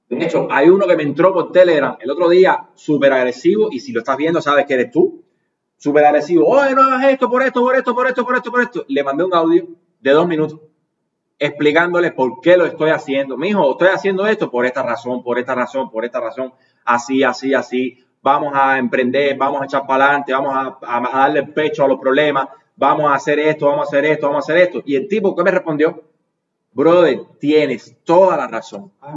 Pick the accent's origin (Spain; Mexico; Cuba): Cuba; como youtuber cubano